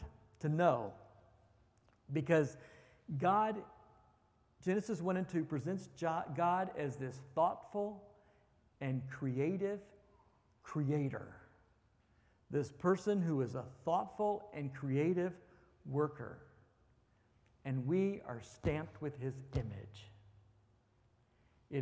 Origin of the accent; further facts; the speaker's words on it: Texas, United States; My wife is from Iowa and I'm from Texas